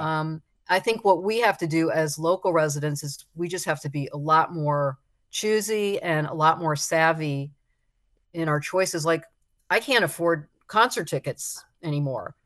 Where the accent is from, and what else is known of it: South Florida, United States; born or raised there